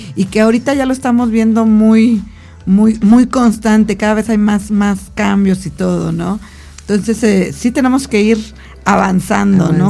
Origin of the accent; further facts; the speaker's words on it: Mexico; como buen mexicano